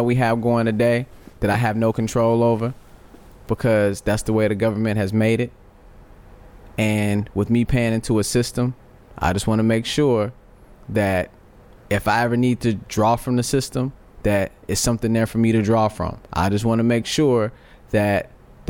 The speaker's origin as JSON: {"language": "English", "country": "United States", "said": "I was born into citizenship"}